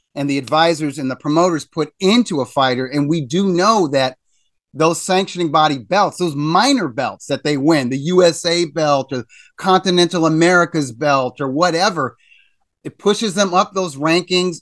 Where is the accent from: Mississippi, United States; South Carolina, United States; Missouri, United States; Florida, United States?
Missouri, United States; I grew up in Missouri